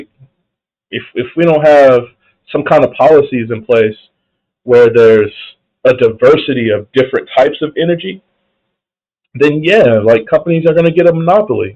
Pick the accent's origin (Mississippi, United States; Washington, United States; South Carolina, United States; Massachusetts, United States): South Carolina, United States; Clemson; now in Nevada, United States; I grew up in South Carolina